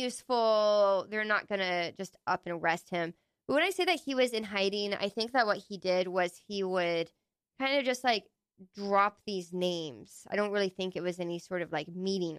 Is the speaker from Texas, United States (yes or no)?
yes; Texas, United States; growing up in Texas, like, when I was in the 90s